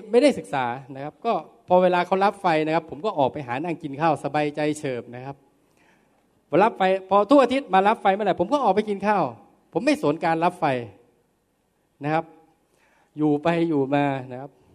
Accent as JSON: {"language": "Thai", "area": "Korat", "region": "Nakhon Ratchasima", "country": "Thailand", "said": "ผมจะกลับมาที่โคราชทีหนึ่งครับ บ้านผมอยู่ที่โคราช"}